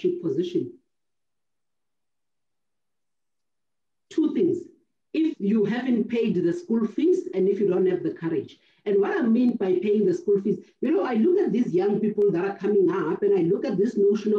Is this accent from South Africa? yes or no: yes; South Africa; This is our only country